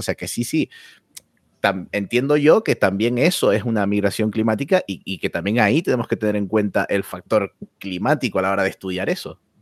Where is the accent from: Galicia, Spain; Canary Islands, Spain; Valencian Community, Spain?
Canary Islands, Spain; mi identidad como canario